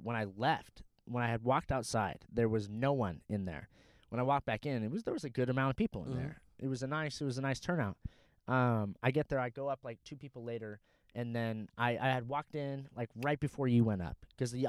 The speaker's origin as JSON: {"language": "English", "area": "Orange County", "region": "California", "country": "United States", "said": "I'm from Orange County, dude."}